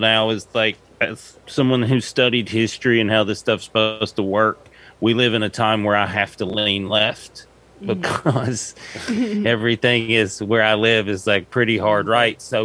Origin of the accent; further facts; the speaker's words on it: East Tennessee, United States; moved away as an adult; also born or lived in Seattle; I lived in Seattle after growing up in East Tennessee